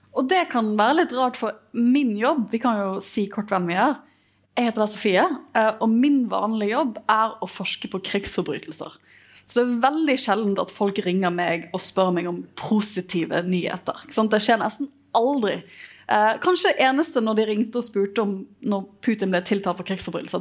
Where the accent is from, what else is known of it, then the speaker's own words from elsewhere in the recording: Bergen, Vestland, Norway; for meg som bergenser